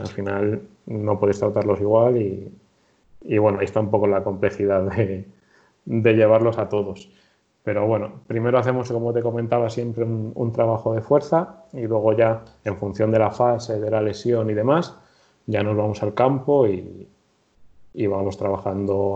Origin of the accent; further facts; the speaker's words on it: Torrejón de Ardoz, Community of Madrid, Spain; soy de Madrid, concretamente de Torrejón de Ardoz